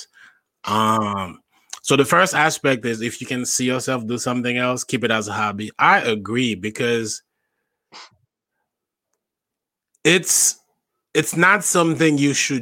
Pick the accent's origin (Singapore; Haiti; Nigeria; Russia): Haiti; now in New York, United States; I grew up in Haiti, born and raised in Haiti. I moved here in 2008.